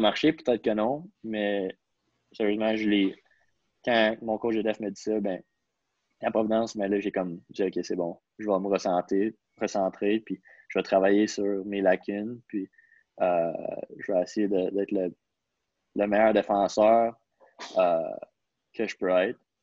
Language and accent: French; Quebec, Canada; je suis un Québécois